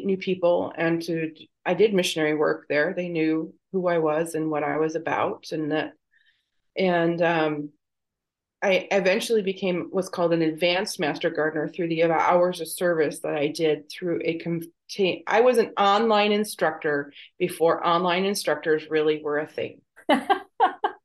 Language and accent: English; Michigan, United States; now in Texas, United States; I'm originally from Michigan